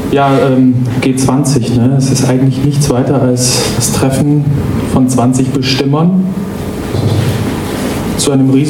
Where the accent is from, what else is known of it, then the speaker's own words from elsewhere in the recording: Bavaria, Germany; now in Berlin, Germany; Ich komme aus Berlin, also eigentlich aus Bayern und als Bayer in Berlin merkt man relativ schnell, wie sich Ausländerfeindlichkeit anfühlt.